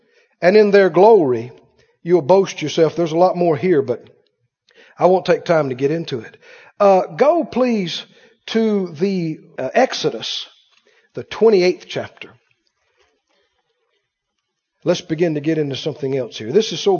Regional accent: Mississippi, United States; You know, we grew up in Mississippi. We had plenty to eat, but we didn't have a lot of stuff.

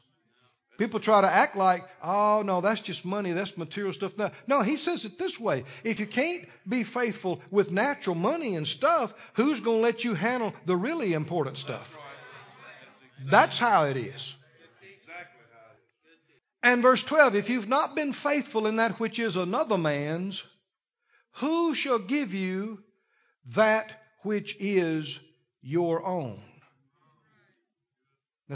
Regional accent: Mississippi, United States; we're from the South, just next door, Mississippi

